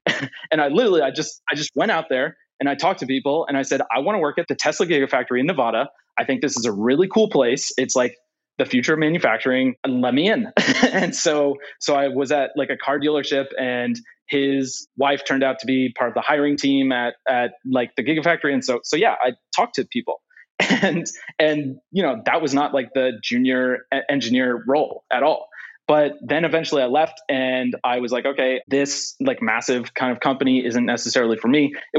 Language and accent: English; Calgary, Alberta, Canada; also born or lived in Netherlands; now in Houston, United States; I was born in Houston, Canada. And then I moved to Canada, Calgary. And then I moved to the Netherlands. And then I went back to Canada for university.